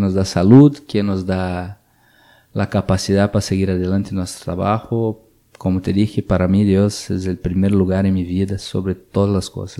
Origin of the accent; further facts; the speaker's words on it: Brazil; Spanish is a second language; moved away as an adult; Yo salí de Brasil hace, hace como 15 años de mi ciudad